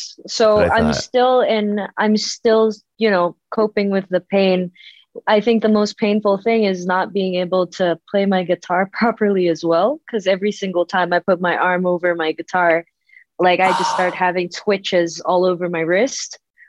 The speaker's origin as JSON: {"language": "English", "country": "Indonesia", "said": "But a lot of the people here in Indonesia, I guess we just h"}